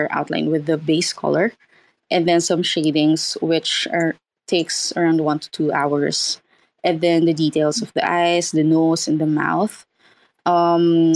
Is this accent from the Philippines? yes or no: yes; Philippines; I am an artist from the Philippines